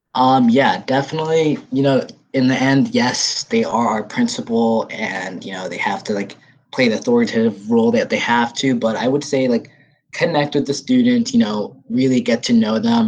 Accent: Ethiopia; moved away; I'm from Ethiopia, third world country

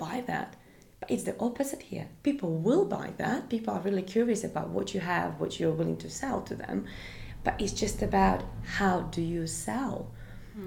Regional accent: Latvia; English is a second language; moved away as an adult; also born or lived in Yorkshire / London; now in United Kingdom; I am Russian, but I was born in Latvia

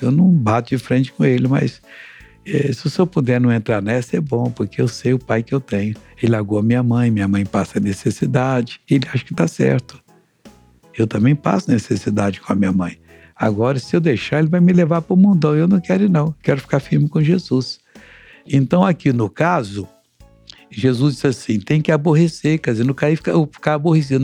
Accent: Brazil; Eu morava numa cidade pequenina que não tinha um, um asfalto, nem um paralelepípedo na rua

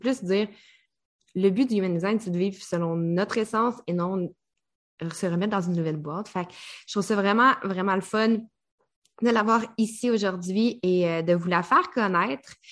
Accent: Quebec, Canada

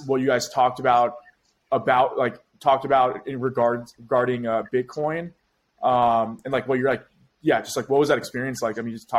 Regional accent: Florida, United States; as a Floridian, I'm happy that our state's getting attention

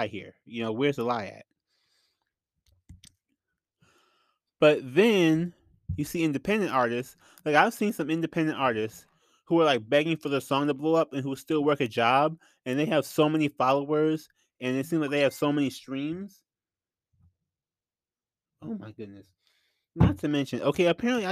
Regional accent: Flint, Michigan, United States; I'm from Flint. So I'm from Michigan in general.

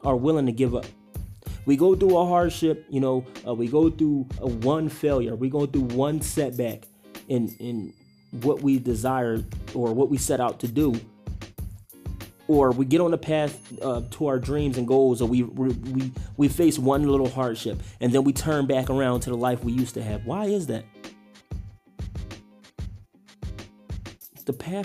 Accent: Philadelphia, Pennsylvania, United States; moved away as an adult; now in Idaho, United States; growing up in Philly

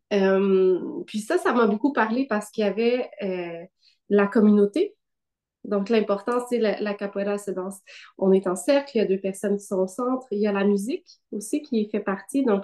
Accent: Gatineau, Quebec, Canada; also born or lived in Ottawa; moi, je suis née euh, au Québec, à Ottawa, mais bon, j'ai grandi, euh, j'ai grandi à Gatineau.

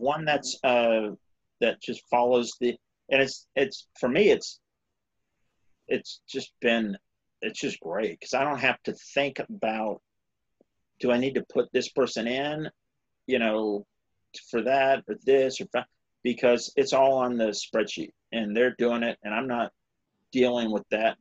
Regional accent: South Carolina, United States; I grew up in South Carolina

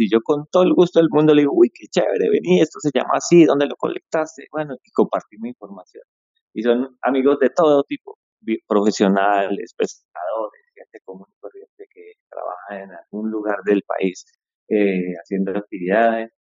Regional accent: Popayán, Cauca, Colombia; Yo soy de Popayán

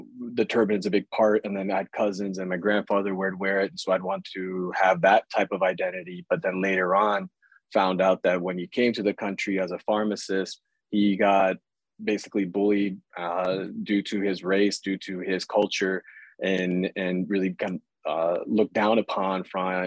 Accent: Iowa, United States; I grew up in Iowa

